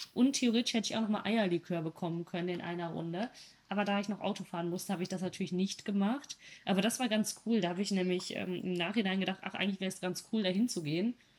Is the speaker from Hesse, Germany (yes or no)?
no; North Rhine-Westphalia, Germany; Ich komme aus Ostwestfalen